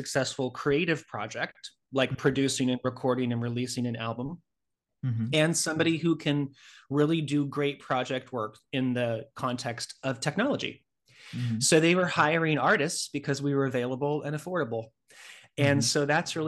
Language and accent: English; Northern California, United States; moved away as an adult; now in New York City, United States; I'm originally from Northern California